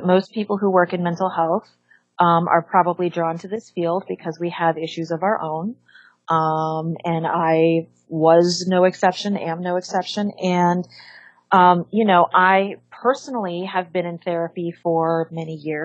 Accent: Los Angeles, California, United States; also born or lived in San Diego; I'm from Los Angeles, but I went to UC San Diego to get my undergrad, degree before I came back to LA for my master's and my doctorate

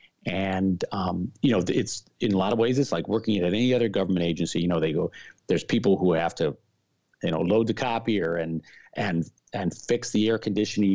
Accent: Milwaukee, Wisconsin, United States; moved away as an adult; my hometown of Milwaukee

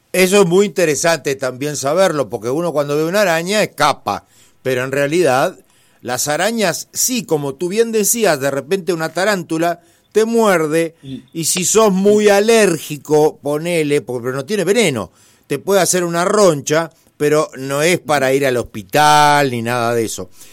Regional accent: Italy; yo soy italiano

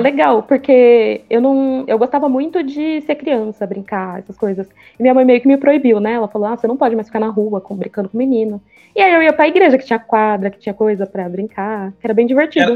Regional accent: São Paulo, Brazil; a gente é daqui de São Paulo

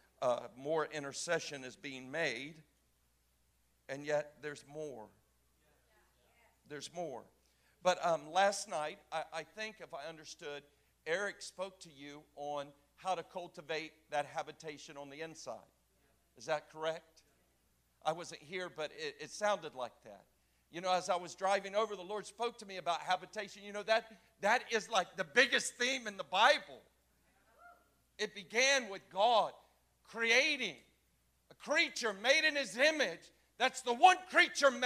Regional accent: Florida, United States; moved away as an adult; also born or lived in Cocoa Beach, Florida / Orlando, Florida / Jacksonville, Florida / Kansas City, Missouri; I am a Florida native. I was born in Cocoa Beach and raised and outside of Orlando, and then moved up to just south of the Georgia line outside of Jacksonville

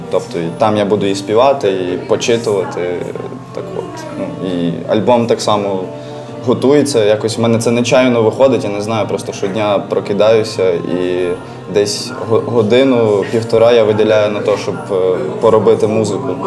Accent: Galicia, Ukraine; accent: Galician dialect; якщо я з Галичини, в мене є ряд. Е, як то кажуть, е, слів з Галицької гвари

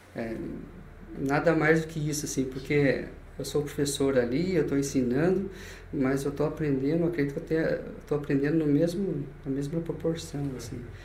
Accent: Itaporanga, São Paulo, Brazil; also born or lived in Itapeva, São Paulo; Eu morei em Itaporanga e cresci lá

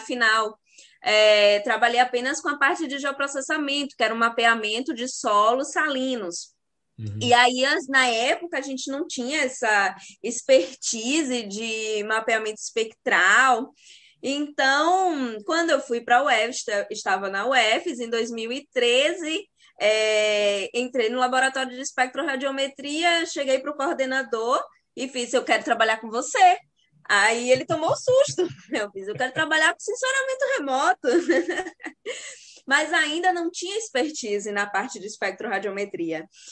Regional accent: sertão of Bahia, Brazil; eu sou do sertão da Bahia

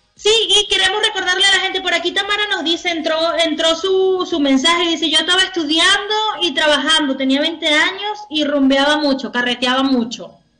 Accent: Venezuela; now in Chile

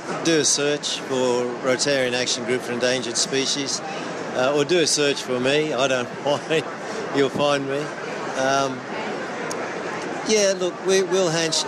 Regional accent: Kenya; now in Australia; I'm a Kenyan, an African originally, but I live in Australia now

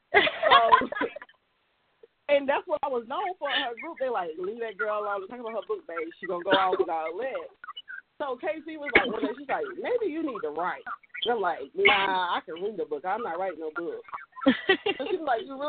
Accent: Gastonia, North Carolina, United States; I'm from Gastonia, North Carolina

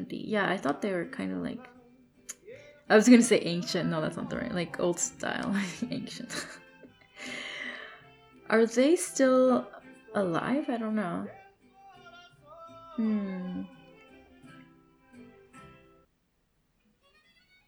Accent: Mexico; moved away; Mexico, you know, my home country.

